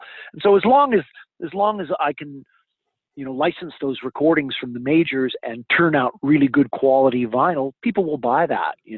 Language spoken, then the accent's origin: English; Vancouver, British Columbia, Canada; growing up in Vancouver, British Columbia